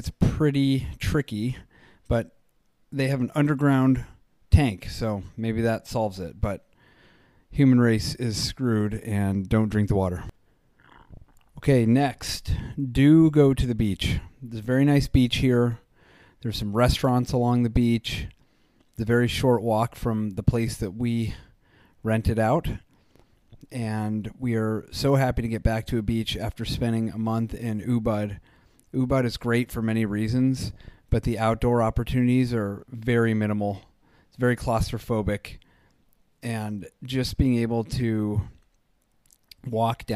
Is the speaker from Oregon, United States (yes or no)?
no; Jersey Shore, New Jersey, United States; moved away; also born or lived in Colorado; what I grew up with on the Jersey Shore